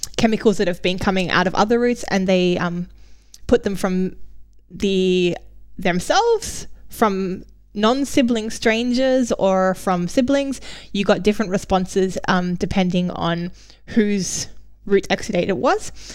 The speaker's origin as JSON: {"language": "English", "country": "Australia", "said": "i'm australian"}